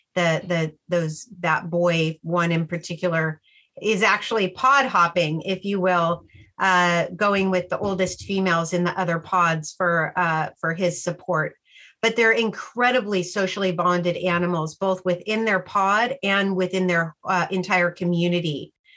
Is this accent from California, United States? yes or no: yes; Sacramento, California, United States; I grew up in Sacramento um, on the American River